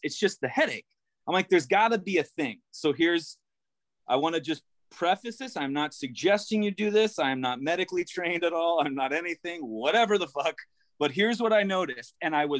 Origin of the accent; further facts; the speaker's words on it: Tenafly, New Jersey, United States; also born or lived in Florida; I feel like I grew up in Jersey. And then we went to Florida and went everywhere.